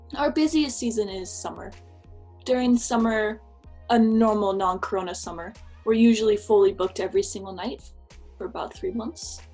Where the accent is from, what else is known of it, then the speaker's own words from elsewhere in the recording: United States; moved away as an adult; now in Sapporo, Japan; I'm from America, but I've been living in Japan for a bit over a year now